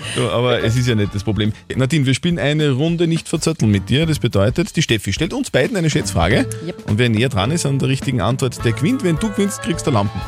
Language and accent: German; Upper Austria, Austria; bei uns in Oberösterreich